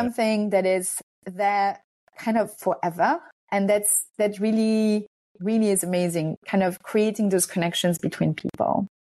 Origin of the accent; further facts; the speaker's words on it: France; also born or lived in Hungary; I'm Hungarian. Um, but I'm also French. I grew up in France.